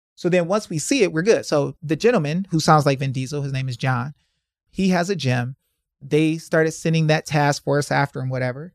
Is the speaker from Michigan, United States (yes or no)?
yes; Detroit, Michigan, United States; I'm from Detroit.